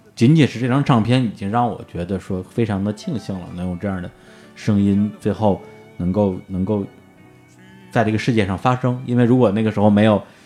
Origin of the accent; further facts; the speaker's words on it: Beijing, China; 我是在北，哦。北京的山林长大的